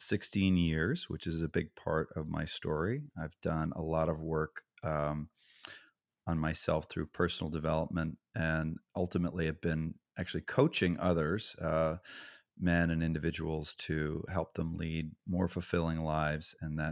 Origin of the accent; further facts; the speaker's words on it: Massachusetts, United States; I grew up in Massachusetts in a small suburb of the Boston area, only child, very well loved.